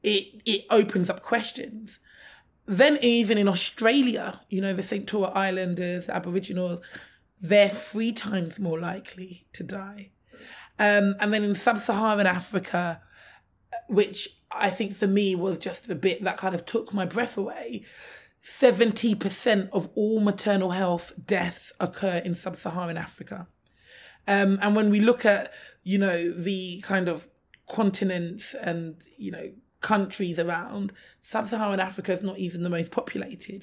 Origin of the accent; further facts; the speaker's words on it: London, United Kingdom; I'm a Londoner, born and raised